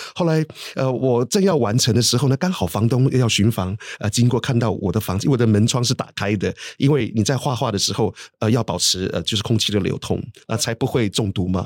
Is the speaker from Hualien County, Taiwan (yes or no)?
yes; Matailin tribe, near Ruisui, Hualien County, Taiwan; now in United Kingdom; 花莲靠近瑞穗的地方，马泰林部落